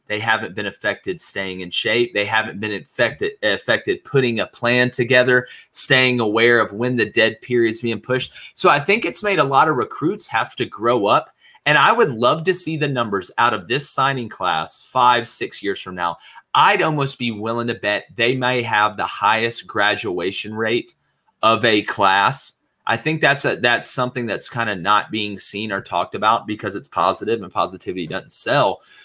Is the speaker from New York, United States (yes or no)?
no; Auburn, Alabama, United States; I grew up. I'm from Auburn, Alabama